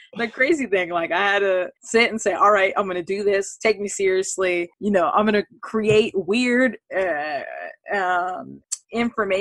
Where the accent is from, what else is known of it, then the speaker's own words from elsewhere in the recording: California, United States; I grew up in California